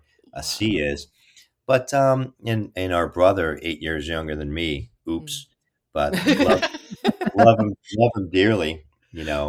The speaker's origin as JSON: {"language": "English", "town": "Kearny", "region": "New Jersey", "country": "United States", "tie": "born or raised there", "said": "I was raised in Kearny, New Jersey, North Jersey, Hudson County"}